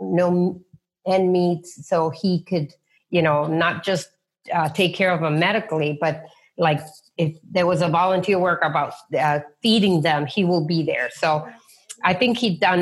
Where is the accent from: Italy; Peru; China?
Peru; moved away as an adult; now in United States; I was born in Peru